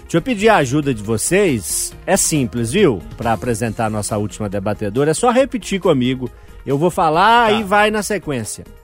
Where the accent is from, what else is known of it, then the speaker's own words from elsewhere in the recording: Urucânia, Minas Gerais, Brazil; also born or lived in Mariana; Eu nasci em Cardosos, distrito de Urucânia, no interior. Nasci no hospital da cidade vizinha, mas me considero de Cardosos